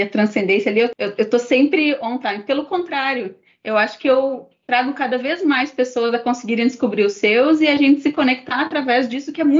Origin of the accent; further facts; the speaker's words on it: Brazil; sendo que a minha língua e provavelmente a forma como eu me expressaria melhor seria em português, sendo brasileiro.